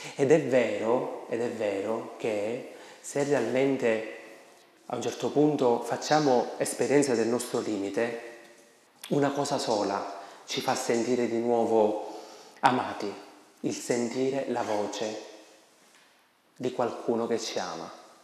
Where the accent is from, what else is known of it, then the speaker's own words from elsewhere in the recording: Sicily, Italy; Da noi, nelle mie parti in Sicilia